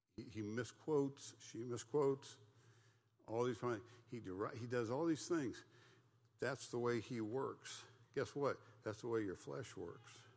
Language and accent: English; United States; I thought I was a Christian because I was an American. And I, as an American, we're the Christian nation